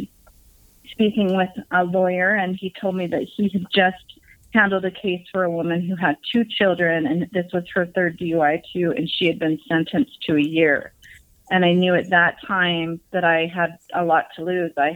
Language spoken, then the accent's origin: English; Salt Lake City, Utah, United States; I grew up in Salt Lake City, Utah